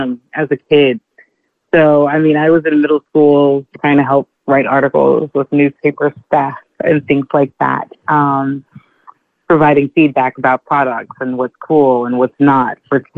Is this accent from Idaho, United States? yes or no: no; Texas, United States; moved away as an adult; now in New York City, United States; I'm originally from Texas. I grew up like a child of the media